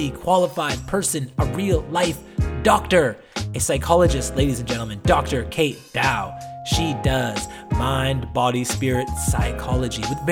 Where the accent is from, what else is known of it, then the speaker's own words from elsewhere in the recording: East Coast of Canada, Canada; I'm from the East Coast of Canada, which was like along the Bible Belt